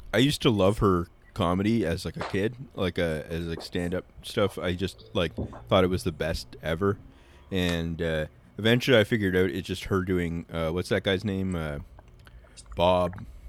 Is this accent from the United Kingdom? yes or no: no; Canada; as Canadian